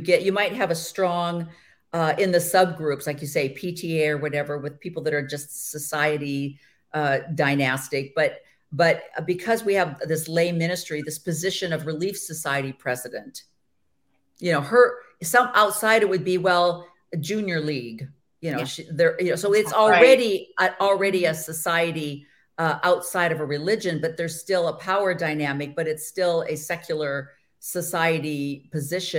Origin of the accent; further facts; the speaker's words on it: Midwest, United States; I grew up in the Midwest